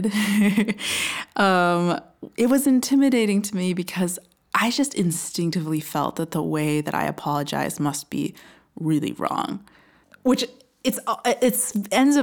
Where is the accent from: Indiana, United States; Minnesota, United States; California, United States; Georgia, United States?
Minnesota, United States; I'm from the US, I'm from Minnesota, and I grew up mostly in a small town quite close to Canada